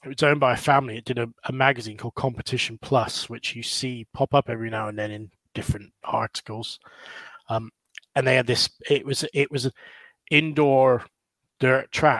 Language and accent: English; Bridgwater, South West England, United Kingdom; also born or lived in California; I'm from the Southwest, a place called Bridgewater, which is right down in the sort of, between Bristol and like the bottom of Cornwall.